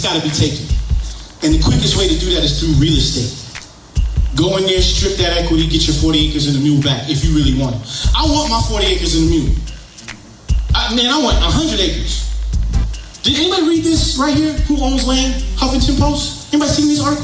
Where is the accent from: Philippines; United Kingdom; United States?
United States; New York City, New York; now in Atlanta, United States; I grew up in New York in the Bronx.